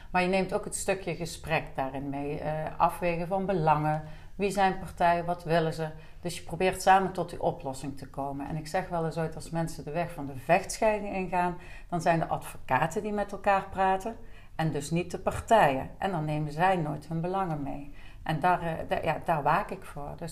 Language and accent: Dutch; Deurne, North Brabant, Netherlands; born there; now in Liessel, Netherlands; ik ben geboren in Deurne en ik woon bijna 15 jaar alweer in Liesel.